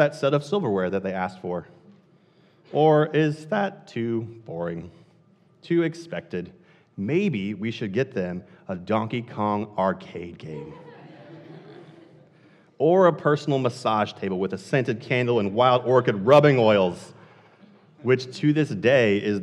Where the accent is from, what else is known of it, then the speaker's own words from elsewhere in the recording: Columbia, Missouri, United States; now in Haverhill, United States; I grew up in Columbia, Missouri, a city about twice the population of Haverhill